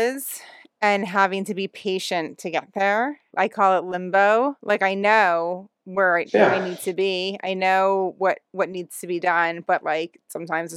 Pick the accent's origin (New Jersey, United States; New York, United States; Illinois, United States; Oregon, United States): New Jersey, United States; accent: New Jersey; my New Jersey accent